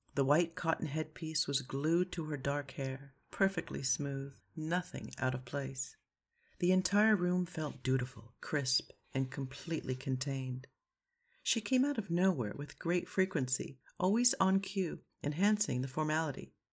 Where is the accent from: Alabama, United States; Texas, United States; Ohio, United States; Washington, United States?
Washington, United States; Seattle; moved away as an adult; also born or lived in Rome, Italy / Paris, France; I'm from Seattle, a very young city